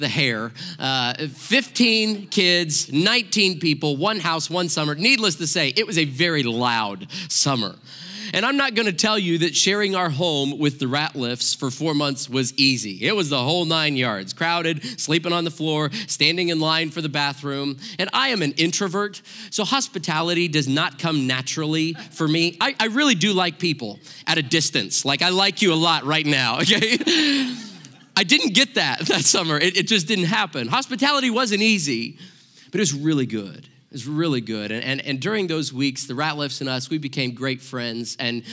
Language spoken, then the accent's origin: English; Joplin, Missouri, United States; I grew up in Southwest Missouri, right in the heart of Tornado Alley